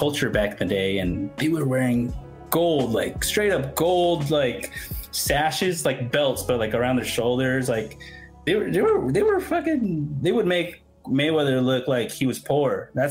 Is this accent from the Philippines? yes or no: yes; Philippines; And I'm Filipino, so recently people have been saying it's actually in the Philippines.